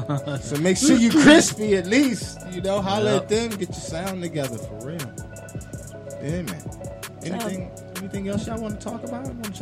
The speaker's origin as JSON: {"language": "English", "region": "New York", "country": "United States", "moved": "yes"}